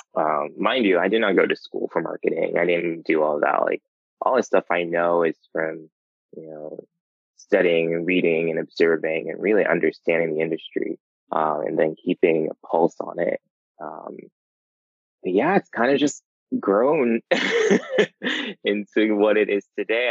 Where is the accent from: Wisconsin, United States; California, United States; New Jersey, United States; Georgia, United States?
New Jersey, United States; also born or lived in North Carolina; now in New York, United States; growing up in New Jersey, like going to New York was just like going down the street